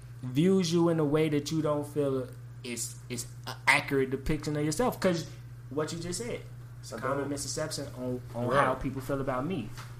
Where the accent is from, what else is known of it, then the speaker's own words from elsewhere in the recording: Chicago, Illinois, United States; We are from Chicago.